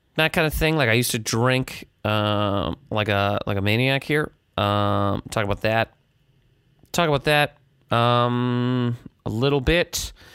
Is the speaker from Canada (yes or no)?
yes; Halifax, Nova Scotia, Canada; now in New York City, United States; I'm in Halifax, Nova Scotia. My hometown